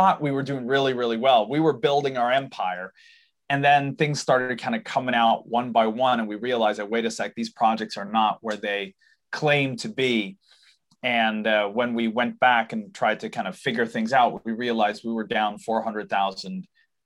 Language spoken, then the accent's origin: English; Sweden; we live in Sweden. I'm born here, raised here. I apologize for my accent. That's my dad's fault. He's from the US. but I'm born and raised in Sweden